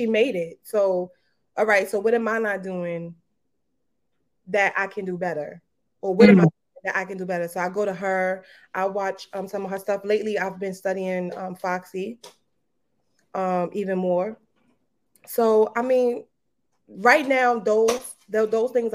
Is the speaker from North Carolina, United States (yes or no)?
no; New York City, New York, United States; I'm from Brooklyn. Definitely from Brooklyn, Kingsboro.